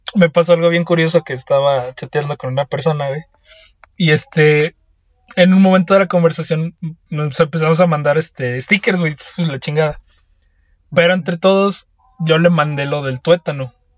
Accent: Mexico; yo que soy mexicano

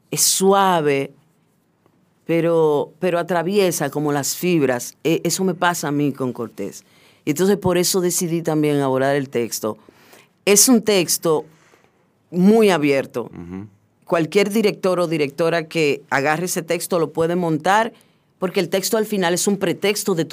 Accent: Puerto Plata, Dominican Republic; now in Santo Domingo, Dominican Republic; Sí, yo soy de Puerto Plata

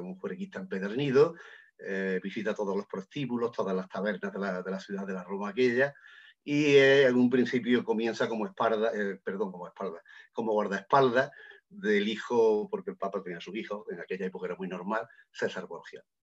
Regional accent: Lucena, Andalusia, Spain; yo soy de Lucena, de Córdoba

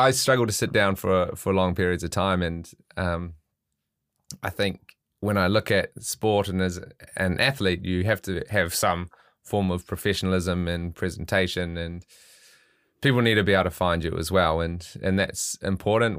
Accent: Auckland, New Zealand; I'm I'm from Auckland, so the the biggest city

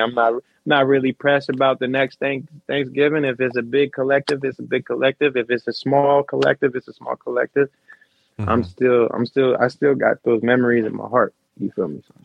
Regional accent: West Covina, California, United States; now in Salinas, United States; I was born in West Covina.

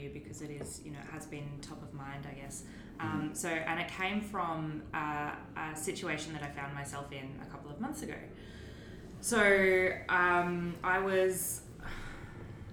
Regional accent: Gayndah, Queensland, Australia; now in Melbourne, Australia; we're circling around my hometown that I grew up in, the tiny little town of Gayndah.

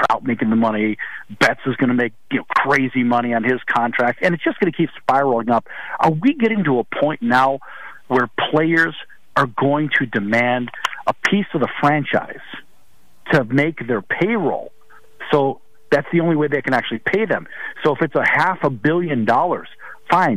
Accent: Chicago, Illinois, United States; growing up in Chicago

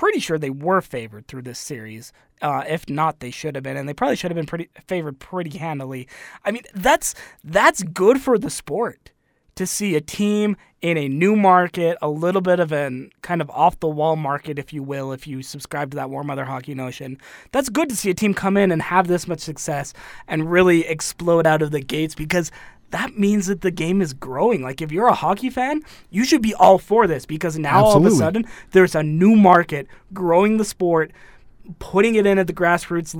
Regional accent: Phoenix, Arizona, United States; my hometown team, the Phoenix Coyotes

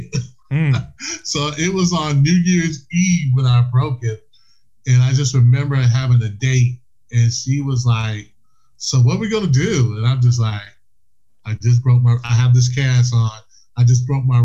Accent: South Carolina, United States; I was from South Carolina

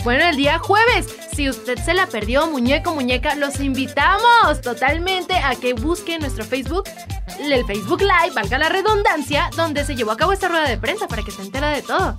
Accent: Mexico; lo que somos los mexicanos

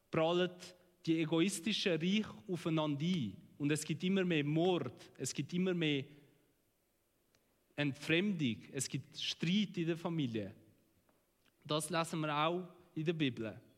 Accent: Switzerland; Sie wollen eigene Gärtli. In dem sind wir Schweizer auch recht gut.

